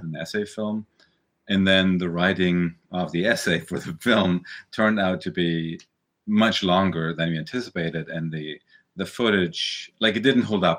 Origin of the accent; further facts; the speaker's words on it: Germany; moved away as an adult; also born or lived in New York, United States; we grew up in Germany, we emigrated to the U S, we went back to Germany.